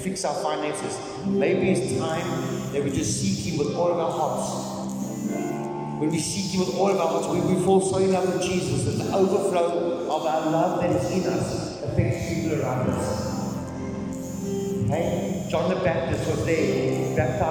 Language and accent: English; South Africa; We're South African